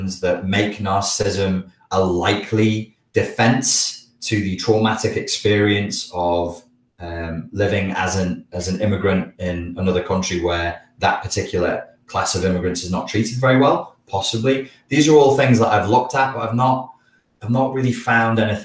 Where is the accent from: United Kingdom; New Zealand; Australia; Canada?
United Kingdom; the Wirral, North West England; accent: Scouse; I'm from the Wirral, so we have an accent that is very influenced by the Liverpool accent. It's called Scouse